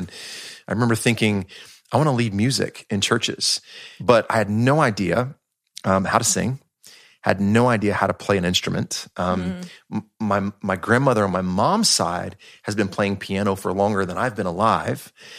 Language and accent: English; Marietta, Georgia, United States; So I was born and raised in Georgia. Northwest of Atlanta, born there in Marietta, Georgia. And so grew up there, went to school there.